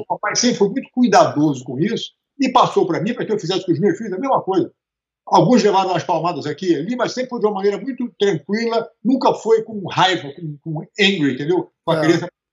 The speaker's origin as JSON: {"language": "Portuguese", "region": "Rio de Janeiro", "country": "Brazil", "also_born_or_lived": "Teresópolis", "said": "a gente vinha do Rio de Janeiro para passar o fim de semana em Teresópolis"}